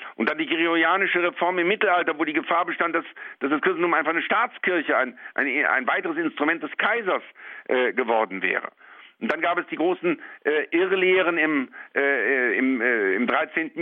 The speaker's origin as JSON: {"language": "German", "region": "Rhineland", "country": "Germany", "said": "als Rheinländer kann ich solche Dinge auch im Kabarett darstellen"}